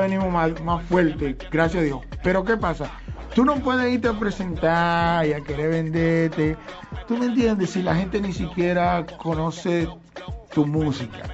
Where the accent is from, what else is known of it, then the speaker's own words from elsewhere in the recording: Monte Plata, Dominican Republic; a toda la gente mía de Monteplata, mi gente querida, mi pueblo natal